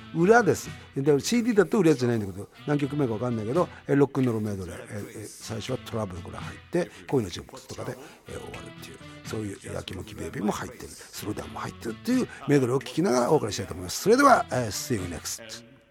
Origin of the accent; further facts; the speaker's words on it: Kurihara, Miyagi, Japan; 俺とリッキーはまあ宮城県、それも栗原 市 出身